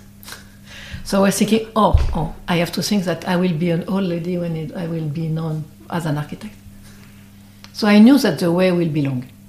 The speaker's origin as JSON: {"language": "English", "region": "Brittany", "country": "France", "second_language": "English", "said": "I'm from Brittany"}